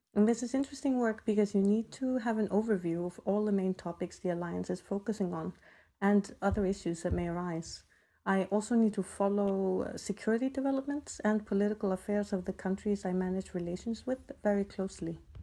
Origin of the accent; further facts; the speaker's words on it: Iceland; moved away as an adult; growing up in Iceland has definitely shaped us